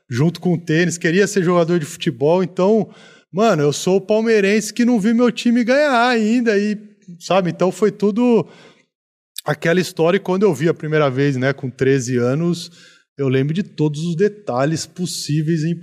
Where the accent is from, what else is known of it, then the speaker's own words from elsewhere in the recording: Americana, São Paulo, Brazil; eu sou de Americana, né?